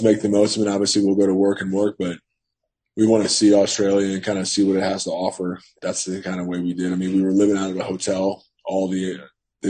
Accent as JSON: {"language": "English", "region": "Northern Virginia", "country": "United States", "tie": "born or raised there", "said": "to Northern Virginia. Okay. Back to my hometown."}